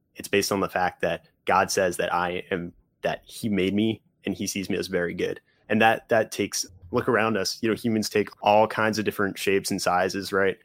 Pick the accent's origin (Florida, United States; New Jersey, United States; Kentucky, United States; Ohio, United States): New Jersey, United States; northwest; I grew up in New Jersey, about an hour from New York City, two hours from Philly, so kind of in the, uh, the northwest corner of New Jersey